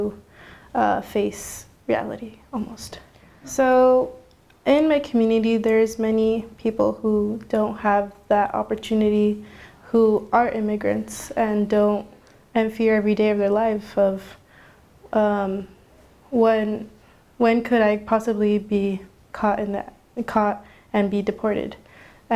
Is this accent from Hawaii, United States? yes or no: no; Phoenix, Arizona, United States; I come from the West Phoenix area